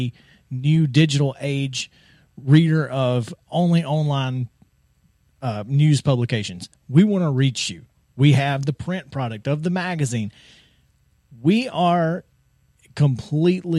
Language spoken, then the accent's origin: English; Alabama, United States; I'm from Alabama